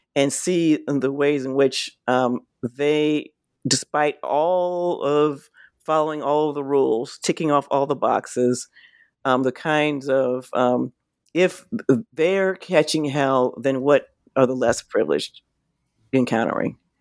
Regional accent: San Francisco, California, United States; I was born and raised in San Francisco

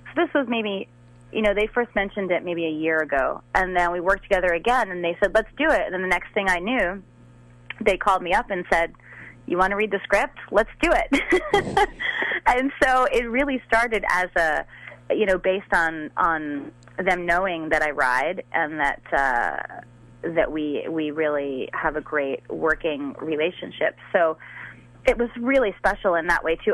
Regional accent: Long Island, New York, United States; I grew up on on Long Island in New York

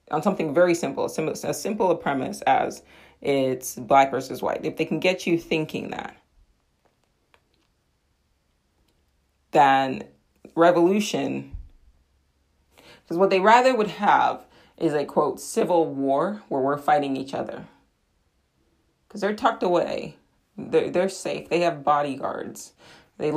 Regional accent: United States; I am an American in England, so my accent probably had something to do with it

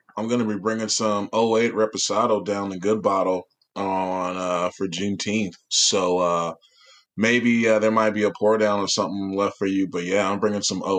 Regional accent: San Francisco, California, United States; Born and raised in San Francisco.

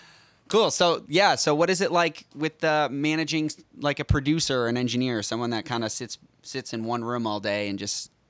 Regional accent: Boston, Massachusetts, United States; moved away as an adult; now in Los Angeles, United States; I'm actually flying back home to Boston Wednesday for my sister's wedding. So I'm originally from Boston.

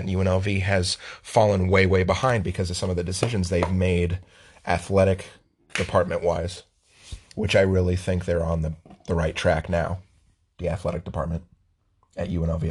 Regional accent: Las Vegas, Nevada, United States; I was born in Las Vegas

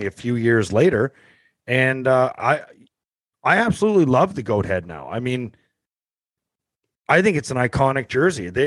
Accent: St. Catharines, Ontario, Canada; I grew up in St. Catharines

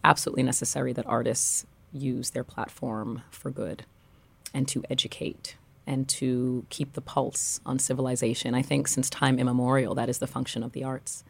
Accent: New York City, New York, United States; also born or lived in Paris; I grew up in Brooklyn

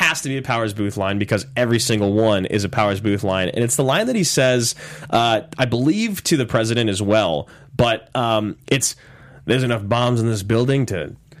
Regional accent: United States; we're American

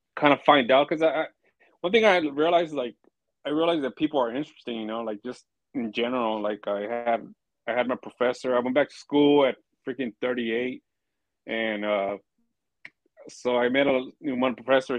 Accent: Pomona, California, United States; I'm from Pomona

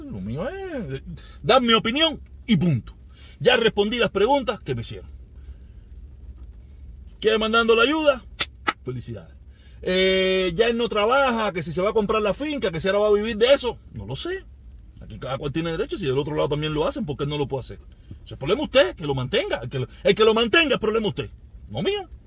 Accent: Cuba; en todas partes como protestón cubano.

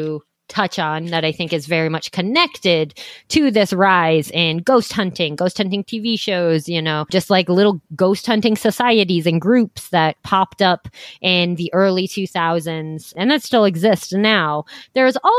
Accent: Sioux City, Iowa, United States; my lovely hometown of Sioux City, Iowa

